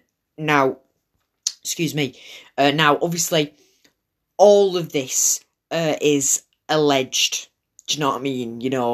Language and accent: English; Manchester, North West England, United Kingdom; born there; accent: Wigan; also born or lived in Wigan; But as I said, even though I was born in Manchester, Wigan does have a very special place in my heart. And I am told that I have more of a Wigan accent than a Manchester accent, apparently.